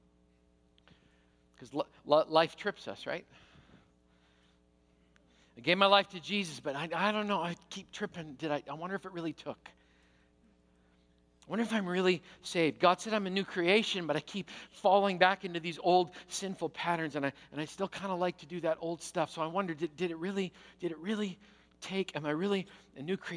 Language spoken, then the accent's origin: English; Canada; I'm Canadian.